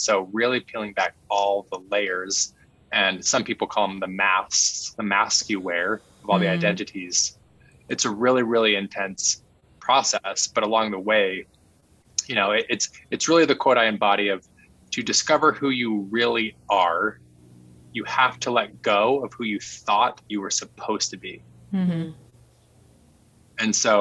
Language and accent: English; Utah, United States; I was growing up in Utah